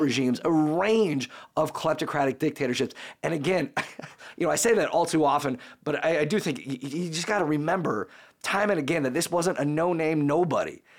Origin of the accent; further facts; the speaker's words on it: United States; I'm an American